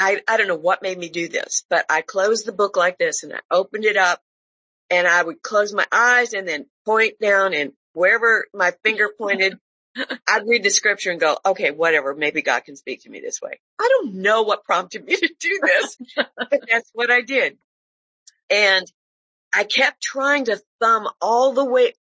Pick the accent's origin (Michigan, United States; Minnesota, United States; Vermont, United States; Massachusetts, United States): Michigan, United States; Detroit; I grew up in Detroit, and my grandfather was our pastor for a long, long time